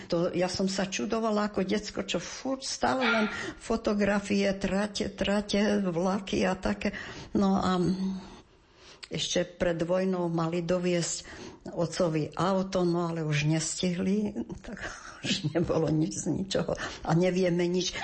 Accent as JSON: {"language": "Slovak", "region": "eastern Slovakia", "country": "Slovakia", "also_born_or_lived": "Prešov / Sása", "moved": "as an adult", "said": "Veď keď som zmaturovala, tak som z východu chcela odísť"}